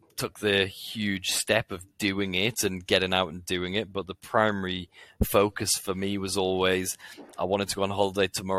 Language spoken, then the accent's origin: English; Newcastle upon Tyne, North East England, United Kingdom; I'm from Newcastle.